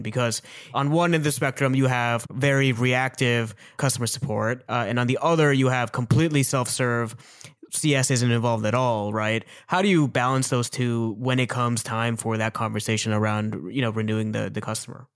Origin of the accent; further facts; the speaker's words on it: Mississauga, Ontario, Canada; also born or lived in Toronto; I was born in Mississauga. I spent a couple of years of my childhood in Toronto.